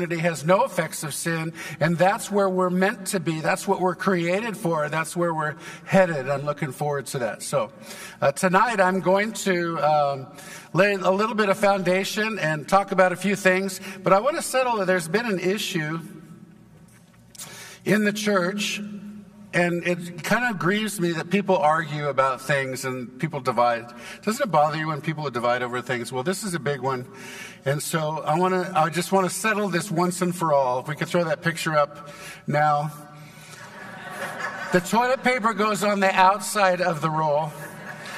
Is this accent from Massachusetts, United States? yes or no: no; Santa Barbara, California, United States; now in Texas, United States; I was born in Santa Barbara, California, and I never knew my dad, and my mom died when I was 5, left my 2 sisters and me